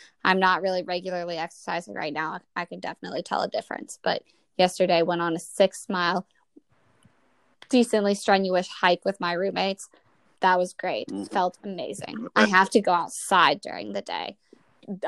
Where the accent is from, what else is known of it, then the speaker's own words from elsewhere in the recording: the South, United States; now in Washington, D.C., United States; I'm from the South